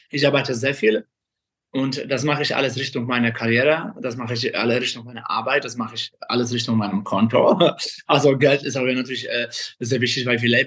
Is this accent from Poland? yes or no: yes; Kraków, Lesser Poland, Poland; moved away as an adult; now in Germany; ich komme ursprünglich aus Krakau, bin äh, in Polen geboren. Mit 20 bin ich nach Deutschland ausgereist.